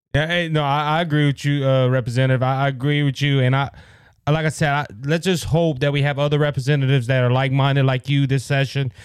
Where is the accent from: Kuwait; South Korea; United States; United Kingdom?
United States; Cajun, Louisiana; I am Cajun